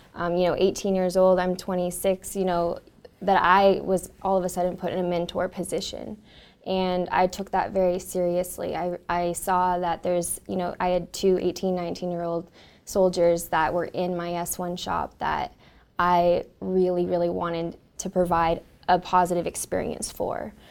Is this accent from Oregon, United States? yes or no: no; Northern California, United States; I grew up in Northern California